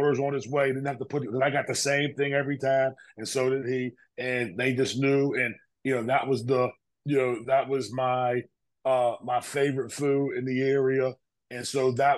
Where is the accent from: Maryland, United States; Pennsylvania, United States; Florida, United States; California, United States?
Pennsylvania, United States; Pittsburgh; we grew up together in Pittsburgh